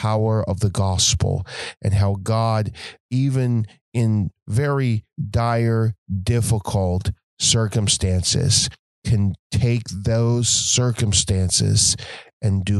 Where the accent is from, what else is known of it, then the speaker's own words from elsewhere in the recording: Nova Scotia, Canada; grew up in Nova Scotia in a small country church